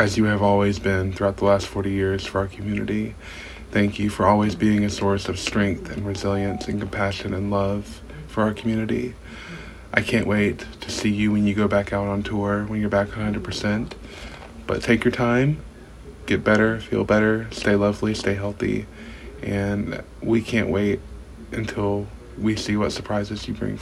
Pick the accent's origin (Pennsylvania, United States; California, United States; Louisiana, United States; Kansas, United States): Louisiana, United States; Shreveport; I'm from Shreveport, Louisiana